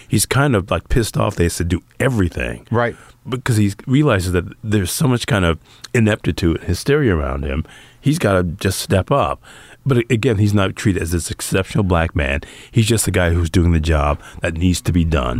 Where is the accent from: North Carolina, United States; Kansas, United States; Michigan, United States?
Michigan, United States; Detroit; growing up in Detroit